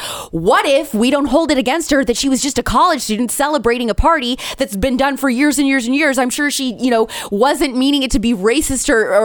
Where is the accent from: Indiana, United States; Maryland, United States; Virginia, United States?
Indiana, United States; I didn't grow up in the South. I grew up in the Midwest. I'm an Indiana girl. I'm a Hoosier.